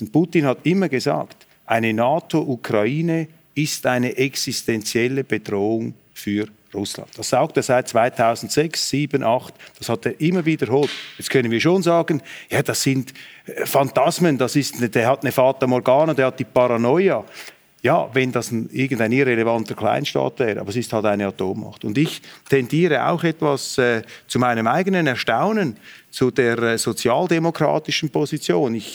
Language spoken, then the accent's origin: German; Switzerland; dass ich hier als Schweizer fast auf Handshake-Distanz zu Karl Habsburg sitze.